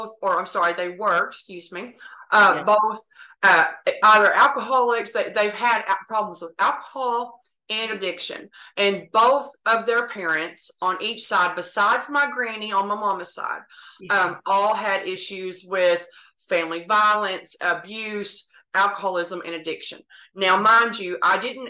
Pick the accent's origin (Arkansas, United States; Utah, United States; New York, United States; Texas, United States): Texas, United States; also born or lived in Oklahoma; I was actually born in Oklahoma, but I've lived in Texas since I was 3 years old. I live in North Texas